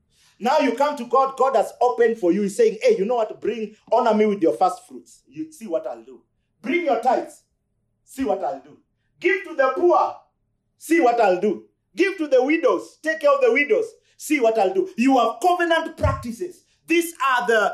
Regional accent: Luoland, Kenya; I come from Luoland

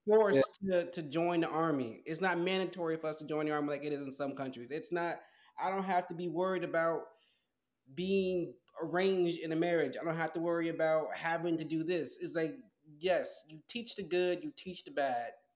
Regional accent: United States

